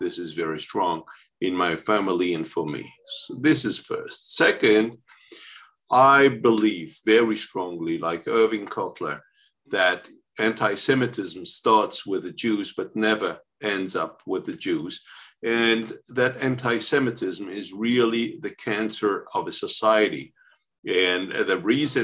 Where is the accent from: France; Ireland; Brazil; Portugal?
France; I was born in France